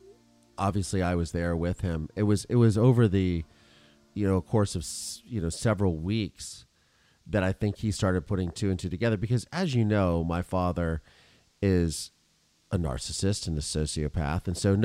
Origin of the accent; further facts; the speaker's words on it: Mansfield, Ohio, United States; moved away; where I grew up in my hometown and affects my community